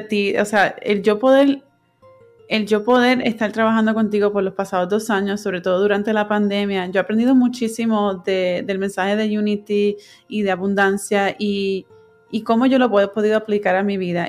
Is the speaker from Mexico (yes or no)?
no; Puerto Rico; moved away as an adult; now in California, United States; yo me fui de Puerto Rico y me mudé a California para, seguir estudiando